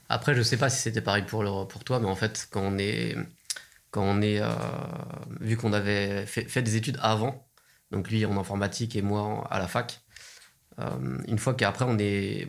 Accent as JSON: {"language": "French", "area": "Seine-Saint-Denis", "region": "Île-de-France", "country": "France", "tie": "born or raised there", "moved": "yes", "lives_now": "Nantes, France", "said": "J'ai grandi dans le 93 aussi"}